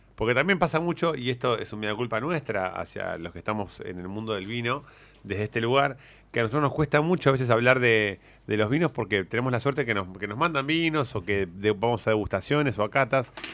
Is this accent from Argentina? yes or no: yes; Argentina